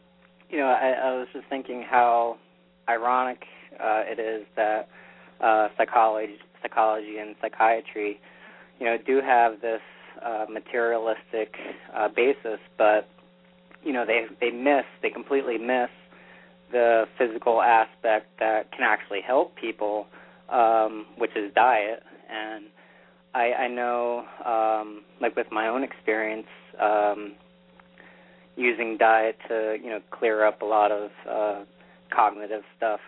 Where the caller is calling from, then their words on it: New York, United States; from New York.